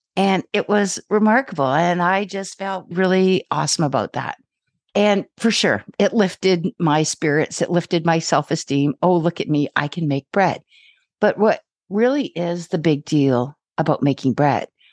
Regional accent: Ontario, Canada; now in British Columbia, Canada; I'm from Ontario

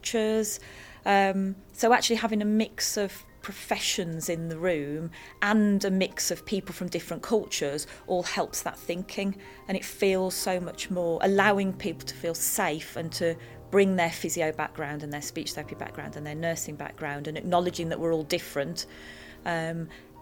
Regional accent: the Black Country, West Midlands, United Kingdom; I come from the Black Country

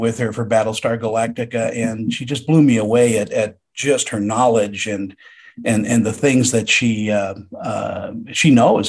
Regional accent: Tuscany, Italy; My hometown. We have a winery. I have a family winery, Toscano Wines, out there.

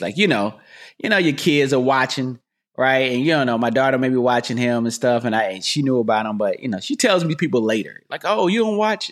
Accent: North Carolina, United States; moved away as an adult; also born or lived in Raleigh, North Carolina; now in California, United States; I'm from North Carolina

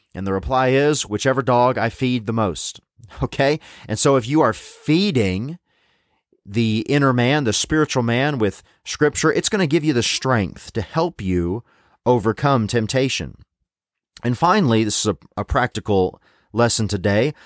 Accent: Tennessee, United States; moved away; growing up in Tennessee

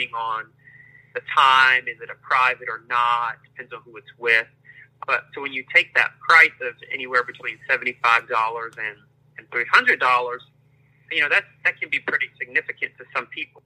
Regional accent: Prince George's County, Maryland, United States; moved away as an adult; also born or lived in North Carolina; now in Los Angeles, United States; I am originally from Maryland, Prince George's County, Maryland, just outside of Washington, D.C. That's where I grew up

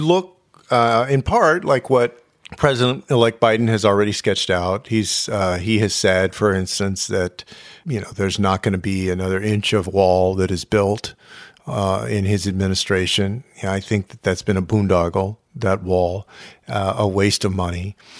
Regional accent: San Antonio, Texas, United States; my hometown

